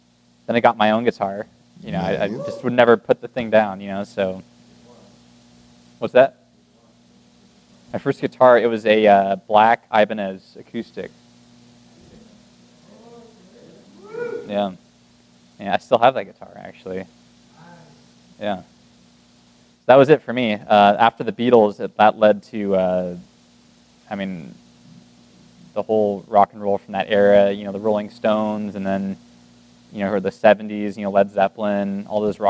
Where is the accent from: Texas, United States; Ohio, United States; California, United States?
California, United States; Martinez; I grew up in this little town called Martinez